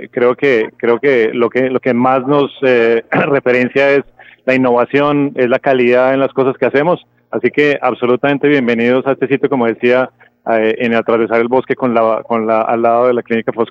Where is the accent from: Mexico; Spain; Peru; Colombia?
Colombia; Bogotá; A ver, eh, yo soy de Bogotá, pero